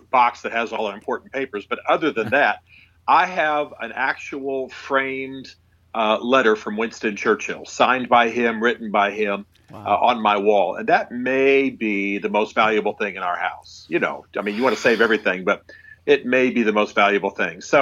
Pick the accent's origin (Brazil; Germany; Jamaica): Germany; My unusual life is that I, it begins with the fact that I was raised in Europe. My father was an army officer Oh. And uh, so he was a military intelligence officer and a Russian linguist, special forces. And so I actually grew up in Germany.